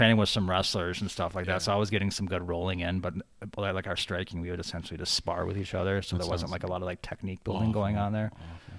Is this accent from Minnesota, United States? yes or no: yes; Pine City, Minnesota, United States; Minnesota, born and raised, never left outside of vacations. I was born in Minneapolis, and I lived right over by Matt's Bar.